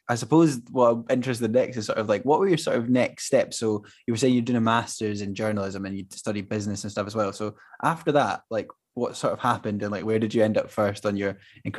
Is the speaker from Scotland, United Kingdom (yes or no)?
yes; Glenrothes, Scotland, United Kingdom; I grew up in Glenrothes, which we were quite lucky. Although it was an industrialish town, there was a lot of green space and like a lot of like places to go and sort of be outside.